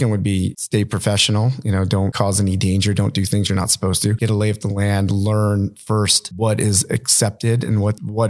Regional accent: La Mirada, California, United States; also born or lived in New York; we grew up in the city called La Mirada in California, just grew up skateboarding

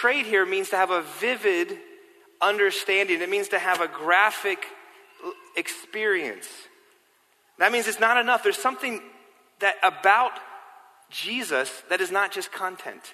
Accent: New York City, New York, United States; also born or lived in London; I grew up here in New York City, I grew up biking everywhere, all over New York City

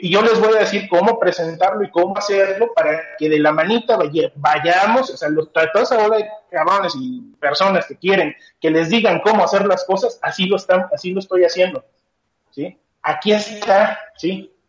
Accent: Mexico; como mexicanos

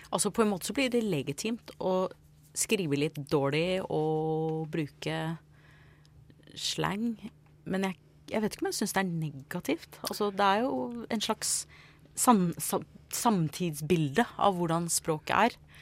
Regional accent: United States; Norwegian is a second language; now in Norway; jeg ble født og oppvokst i USA. Så jeg kom til Norge for en del år siden

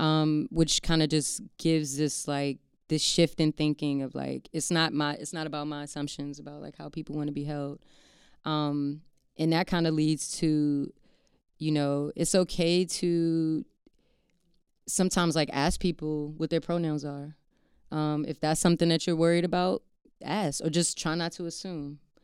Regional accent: Maryland, United States; I grew up in Maryland, um, like right outside of D C

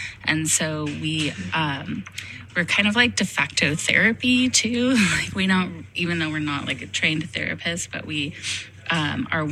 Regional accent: Nevada Union High School, California, United States; I am a Nevada Union graduate, and I was really happy to be able to come back to NU

